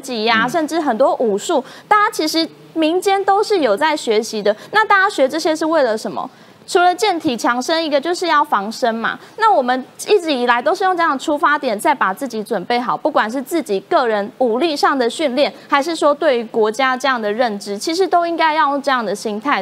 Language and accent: Chinese; Taiwan; 我们就生在台湾嘛，我们就是台湾人嘛